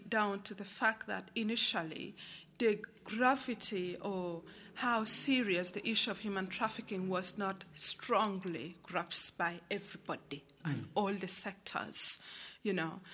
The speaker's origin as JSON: {"language": "English", "country": "Uganda", "tie": "born or raised there", "moved": "as an adult", "said": "I come from Uganda, and I was born, and I grew up, and I got married in a war-torn region"}